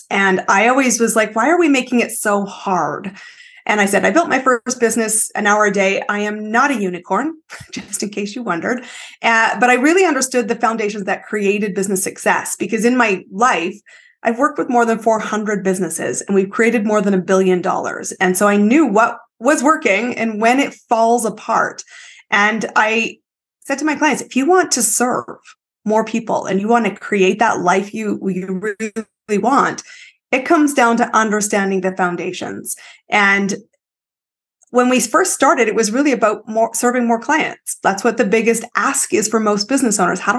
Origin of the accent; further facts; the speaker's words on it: Canada; I am Canadian, but my story is uh, I've lived in five countries, 30 cities, some more than once.